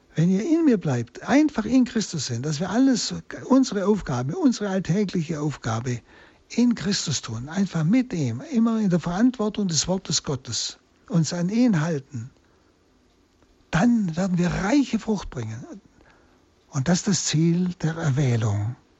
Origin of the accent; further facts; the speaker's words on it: Germany; jeden Tag bei uns in Deutschland erleben können